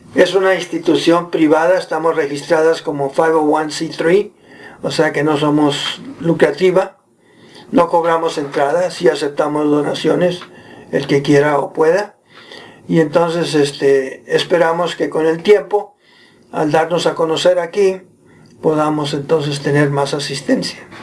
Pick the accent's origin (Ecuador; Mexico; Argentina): Mexico; Monterrey, Nuevo León; moved away as an adult; also born or lived in Philippines; now in Provo, United States; yo nací en Monterrey